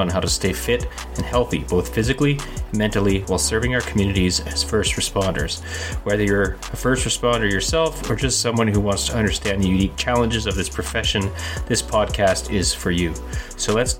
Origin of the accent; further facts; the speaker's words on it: Canada; I'm a Canadian police officer